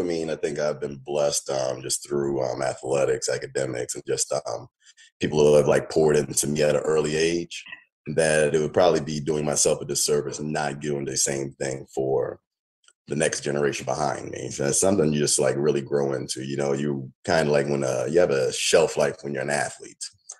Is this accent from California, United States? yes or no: yes; California, United States; born there; also born or lived in New York / Atlanta; now in Baltimore, United States; I'm more of a military brat, so I'm learning to like claim Baltimore now, but I was born in California.